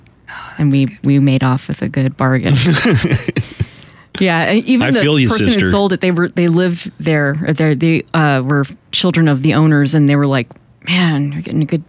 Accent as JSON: {"language": "English", "town": "El Paso", "region": "Texas", "country": "United States", "said": "We're from El Paso."}